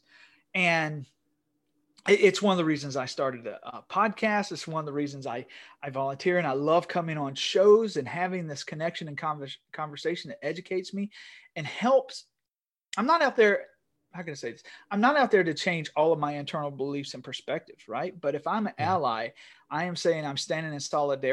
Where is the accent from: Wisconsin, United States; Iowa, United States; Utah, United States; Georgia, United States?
Georgia, United States; Northeast; I'm from Northeast Georgia. I sound like a white male from Northeast Georgia